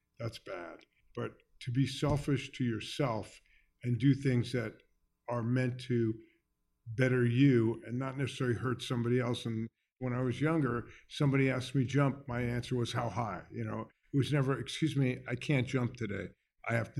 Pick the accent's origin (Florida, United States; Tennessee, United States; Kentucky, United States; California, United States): Florida, United States; Miami Beach; also born or lived in New York; I went to elementary school in Miami Beach.